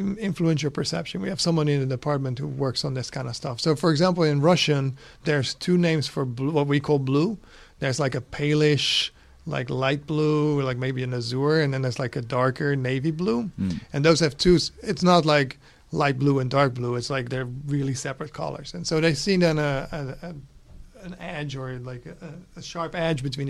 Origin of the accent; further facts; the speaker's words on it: Netherlands; English is a second language; moved away as an adult; also born or lived in Los Angeles, United States; now in United States; I'm Dutch originally.